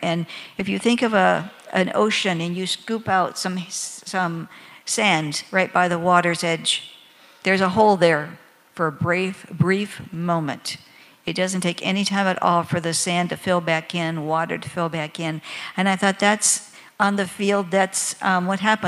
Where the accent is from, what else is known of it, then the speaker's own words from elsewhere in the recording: Michigan, United States; moved away as an adult; also born or lived in Senegal; my home state of Michigan